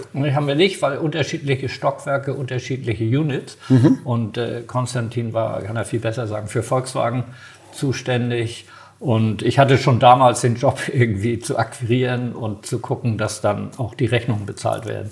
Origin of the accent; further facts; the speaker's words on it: Hamburg, Germany; also born or lived in Düsseldorf; ich ja dann zurück nach Hamburg wollte, weil ich ja sozusagen Hamburger bin